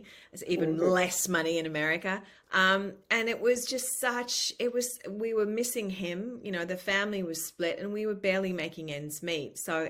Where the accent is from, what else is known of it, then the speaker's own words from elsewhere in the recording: New South Wales, Australia; now in United States; And I was like, I'm from New South Wales State.